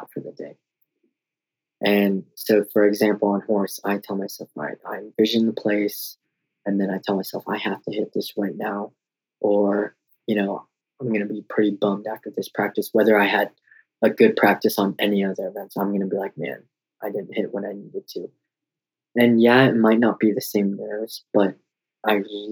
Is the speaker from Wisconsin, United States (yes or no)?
no; Denver, Colorado, United States; moved away as an adult; also born or lived in Oklahoma; I would just move back to my hometown in Colorado